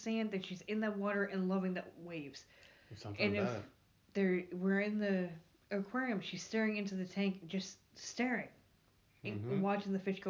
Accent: New York, United States; now in Myrtle Beach, United States; I'm from New York

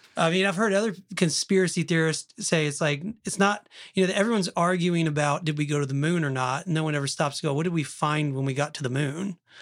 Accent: Oklahoma, United States; I'm from Oklahoma

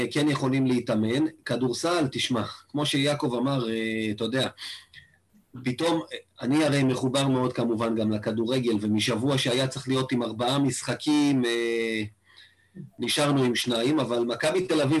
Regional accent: Rishon LeZion, Central District, Israel; now in Kfar Chabad, Israel; כן קרוב לאיפה שנולדתי וגדלתי, מן הסתם, לראשון לציון.

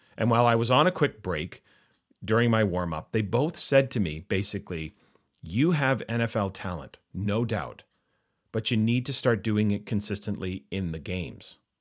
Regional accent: Vancouver, British Columbia, Canada; growing up in Vancouver, we, of course, had three major professional sports franchises.

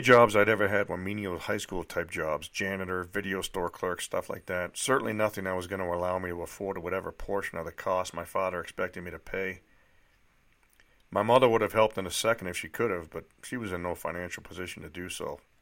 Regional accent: Litchfield, New Hampshire, United States; moved away; also born or lived in Nashua, New Hampshire; I was born in Nashua, New Hampshire, the youngest of three children. I grew up in one of those sleepy little bedroom, bedroom towns that you always hear about. It was called Litchfield, New Hampshire

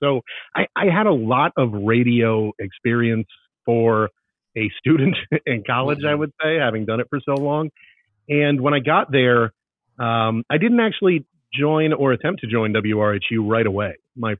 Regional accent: Stamford, Connecticut, United States; moved away as an adult; I grew up in the New York City area in Stamford, Connecticut, listening to WFAN sports radio and 1010 Winds and all these other radio stations.

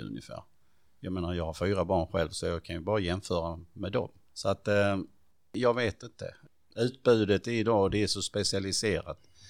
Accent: Stidsvig, Skåne, Sweden; also born or lived in Perstorp / Klippan / Hässleholm; flyttade vi till Stittvi

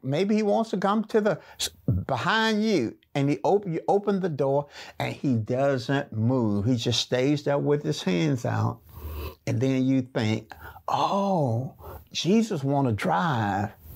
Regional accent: Birmingham, Alabama, United States; I was raised up in a small community in Birmingham called Waller.

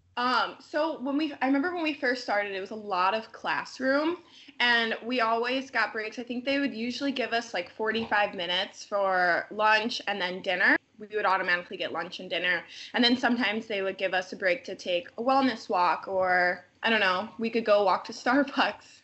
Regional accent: Lake Geneva, Wisconsin, United States; I was still commuting from Lake Geneva because I was living at home with my parents

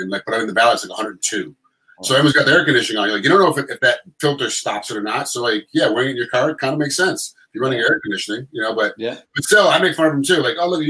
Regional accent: Rochester, New York, United States; moved away; I'm from Rochester, New York.

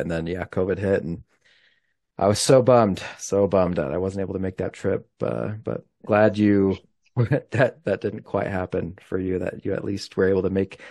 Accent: Utah, United States; I'm from Utah

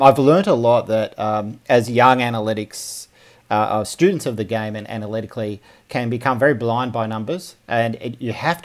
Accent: Melbourne, Victoria, Australia; I grew up in Melbourne.

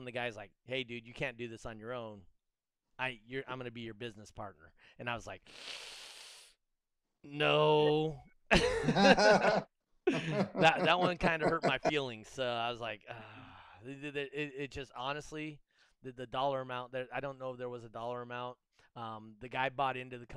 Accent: Reno, Nevada, United States; also born or lived in Los Angeles; I grew up in the Reno area between Reno and LA. Not the good parts. I grew up over by the fairgrounds over there off of Sutro.

